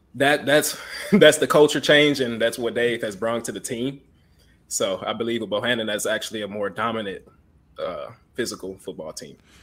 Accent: Houston, Texas, United States; I'm from Houston, Texas

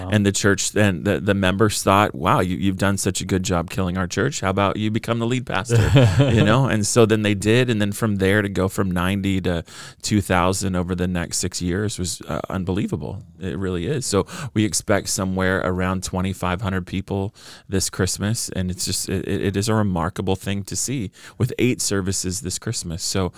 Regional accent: California, United States; born and raised in Orange County along the beach, Newport Beach, Costa Mesa.

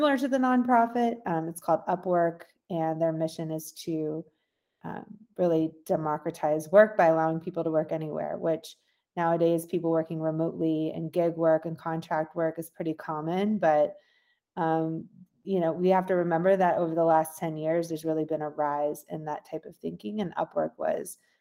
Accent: Sugar Hill, Georgia, United States; I grew up in Sugar Hill, Georgia. It's about an hour

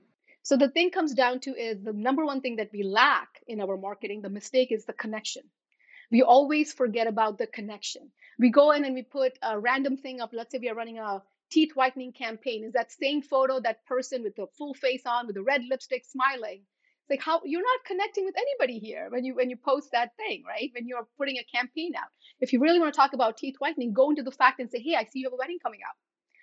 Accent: India; when I'm looking at my photos of me growing up in India, I am not smiling big or laughing loud.

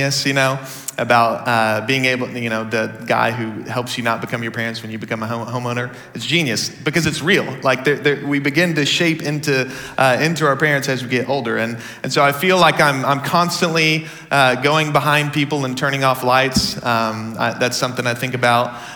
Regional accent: Dallas, Texas, United States; So I grew up in the Dallas area

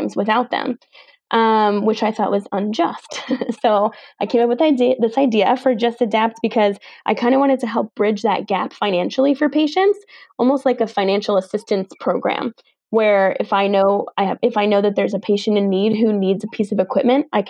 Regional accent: New York, United States; I'm from New York

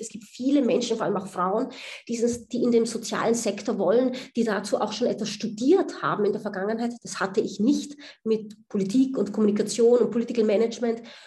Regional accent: Austria; moved away as an adult; also born or lived in United States; now in Berlin, Germany; man hört es mir an, ich bin Österreicherin

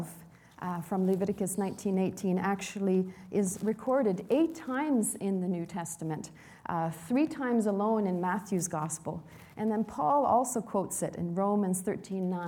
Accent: Sweden; now in Canada; the hometown where I was born in Sweden

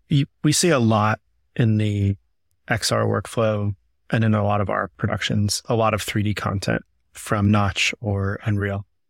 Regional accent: Southeast, United States; I grew up doing theater in the Southeast

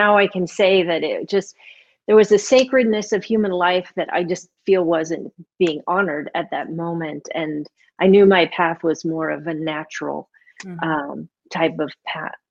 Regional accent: St. Louis, Missouri, United States; moved away as an adult; also born or lived in Millersburg, Missouri / Chicago, Illinois / North Carolina; I was born and raised in St. Louis, Missouri, to my wonderful parents.

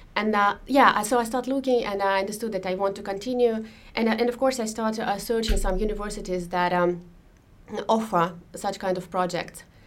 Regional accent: Moscow, Russia; moved away as an adult; now in Finland; I was born in Moscow and I lived in Moscow um, until we moved to Finland a few years ago

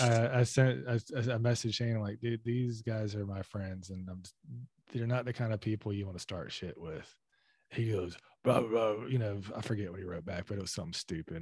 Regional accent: the South, United States; being a Southerner

